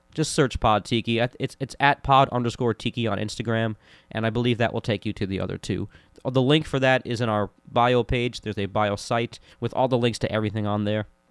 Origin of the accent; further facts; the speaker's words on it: Orlando, Florida, United States; growing up in Orlando, Florida